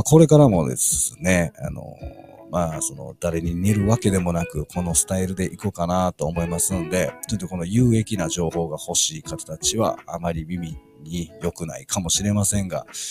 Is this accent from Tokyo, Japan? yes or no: no; Osaka, Japan; 僕、あの、大阪出身なんですけども